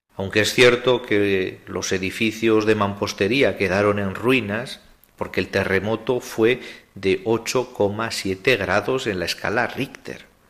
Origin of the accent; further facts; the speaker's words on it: Zaragoza, Aragon, Spain; soy de Zaragoza y pilarista